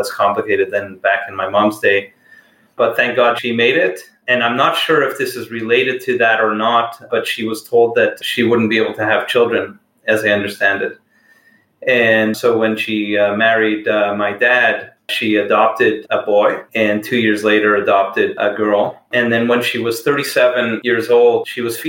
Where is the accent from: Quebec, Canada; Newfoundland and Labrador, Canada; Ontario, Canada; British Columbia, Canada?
Quebec, Canada; Montreal; I grew up in Montreal in a city called Ville-Saint-Laurent.